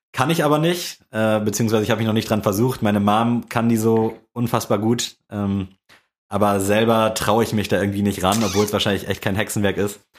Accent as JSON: {"language": "German", "town": "Buxtehude", "region": "Lower Saxony", "country": "Germany", "said": "bei uns in Buxtehude ist Pfingsten halt echt so gefühlt mit das größte Ding"}